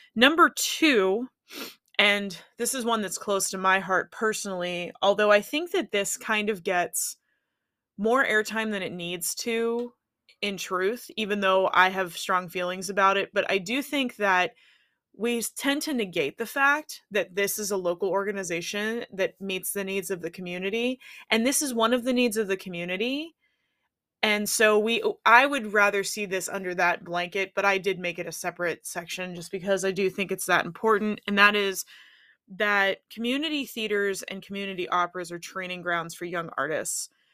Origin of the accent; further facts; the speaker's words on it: Pittsburgh, Pennsylvania, United States; my hometown, Pittsburgh